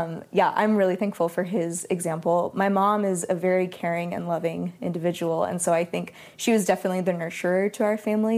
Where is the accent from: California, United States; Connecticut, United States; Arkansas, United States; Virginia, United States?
California, United States; Sacramento; I grew up in Sacramento, California